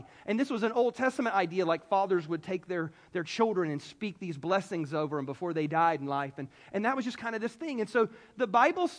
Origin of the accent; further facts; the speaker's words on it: the South, United States; I'm from the South